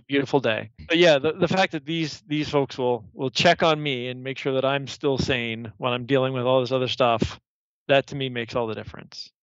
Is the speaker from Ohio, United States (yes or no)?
yes; Columbus, Ohio, United States; I'm from here. So I was born in Columbus. I was actually born downtown Mount Carmel, the old the old Mount Carmel downtown. Grew up here